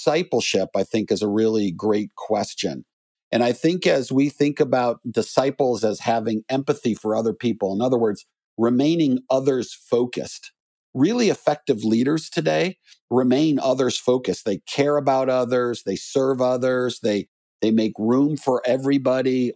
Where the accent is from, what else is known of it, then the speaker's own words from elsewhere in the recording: Chicago, Illinois, United States; I grew up in Chicagoland